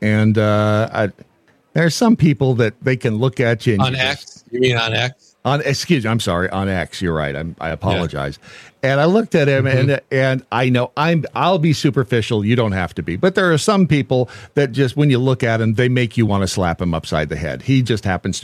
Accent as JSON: {"language": "English", "town": "Boron", "region": "California", "country": "United States", "tie": "born or raised there", "said": "growing up in Boron, California, which is a stone's throw from Edwards Air Force Base"}